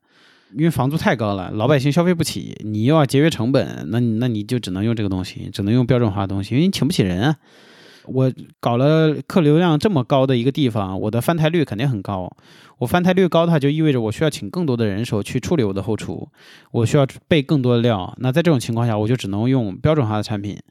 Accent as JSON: {"language": "Chinese", "region": "Beijing", "country": "China", "accent": "Beijing (京味儿)", "moved": "as an adult", "lives_now": "Sichuan, China", "said": "我也是北京的，我我高碑店的。"}